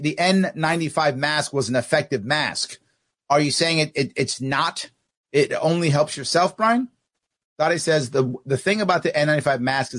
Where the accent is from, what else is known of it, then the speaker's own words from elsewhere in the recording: New York City, New York, United States; I'm from New York City